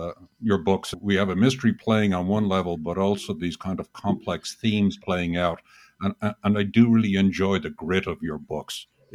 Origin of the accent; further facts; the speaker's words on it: United States; As a American citizen